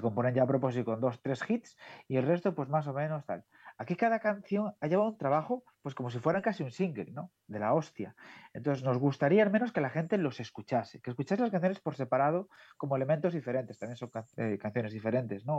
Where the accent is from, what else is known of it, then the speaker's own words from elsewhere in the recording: Galicia, Spain; soy gallego